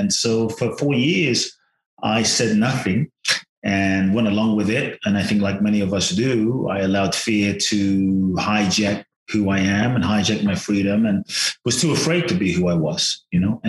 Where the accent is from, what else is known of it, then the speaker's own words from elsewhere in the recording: London, United Kingdom; moved away as an adult; also born or lived in Ghana; now in United States; I was born in Ghana, West Africa. My father's from Ghana. My mother's Japanese. I grew up in London till I was 18, and now the US and partly Mexico